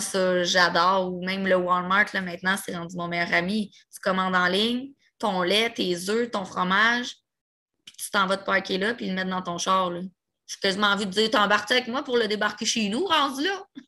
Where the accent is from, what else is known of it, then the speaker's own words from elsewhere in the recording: Repentigny, Quebec, Canada; also born or lived in Pointe-aux-Trembles, Montreal; je viens de Repentigny, full Rive-Nord